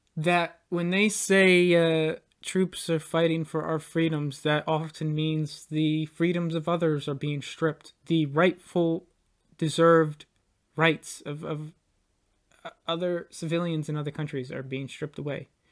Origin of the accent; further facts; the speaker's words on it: United States; we as American citizens